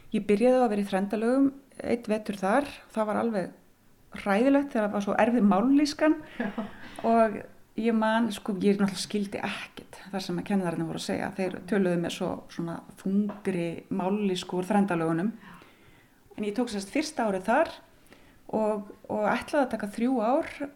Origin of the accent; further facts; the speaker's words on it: Silfrastaðir, Skagafjörður, Northwestern Region, Iceland; also born or lived in Akureyri; ég er alin upp hérna á Silvastöðum og það var alltaf söðfið hér þegar ég ólst upp